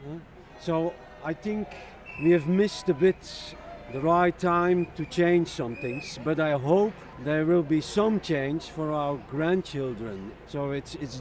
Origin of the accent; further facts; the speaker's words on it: Belgium; English is a second language; I'm come from Belgium, next to the coast.